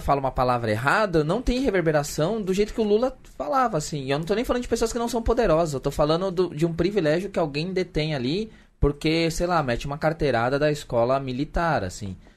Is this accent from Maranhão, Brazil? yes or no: no; São Paulo, Brazil; accent: Zona Sul (São Paulo); Um cara da Zona Sul de São Paulo falando com o sotaque da Zona Sul